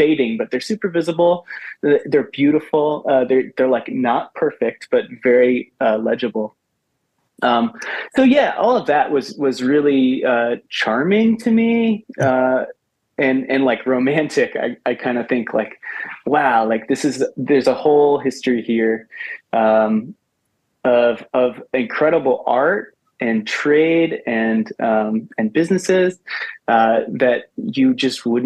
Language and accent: English; Ellicott City, Maryland, United States; I grew up out in Ellicott City in Howard County